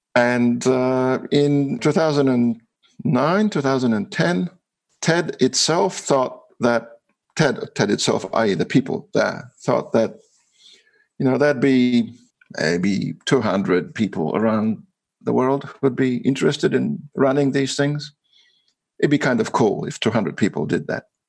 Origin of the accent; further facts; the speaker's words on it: Australia; I'm from Australia